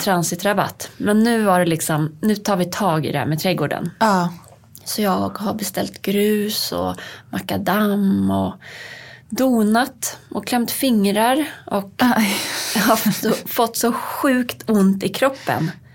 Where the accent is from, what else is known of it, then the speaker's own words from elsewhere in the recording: Uppsala, Uppsala County, Sweden; now in Stockholm, Sweden; vi var hemma i Uppsala hos mina svärföräldrar